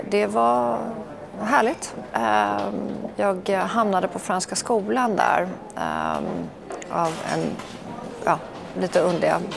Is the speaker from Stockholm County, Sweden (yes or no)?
yes; Stockholm, Stockholm County, Sweden; also born or lived in Norway / Copenhagen, Denmark; Ja, jag föddes ju i Norge, men det